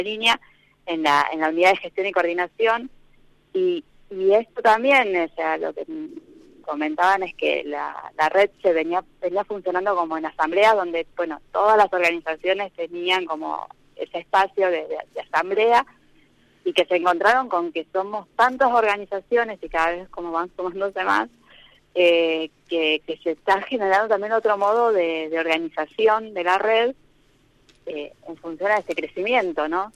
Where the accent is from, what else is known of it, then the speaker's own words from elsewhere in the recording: Buenos Aires, Argentina; moved away as an adult; now in Maquinchao, Argentina; yo soy de Buenos Aires